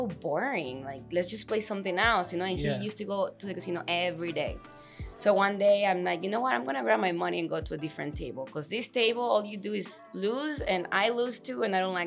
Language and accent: English; Venezuela; moved away as an adult; now in United States; I'm from Venezuela. I was born and raised there.